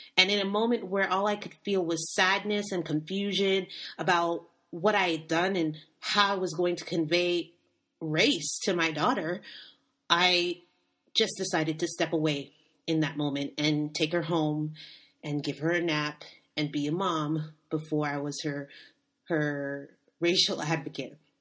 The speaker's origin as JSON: {"language": "English", "country": "United States", "moved": "yes", "said": "I am African American"}